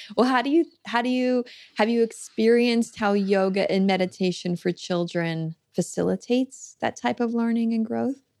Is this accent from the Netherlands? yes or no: no; Florida, United States; I grew up in Florida and went to public school there